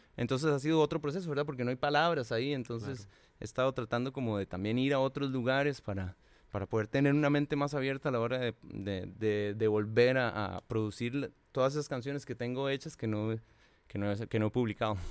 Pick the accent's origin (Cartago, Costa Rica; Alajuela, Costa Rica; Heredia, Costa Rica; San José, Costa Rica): Cartago, Costa Rica; yo soy de Cartago